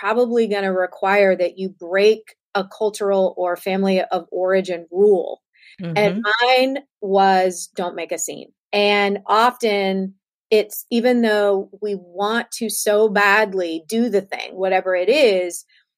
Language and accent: English; Southern United States, United States; I was raised in the South of the United States.